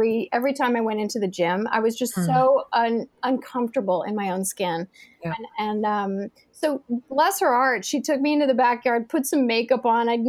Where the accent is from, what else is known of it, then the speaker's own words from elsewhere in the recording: New York, United States; moved away; I grew up in New York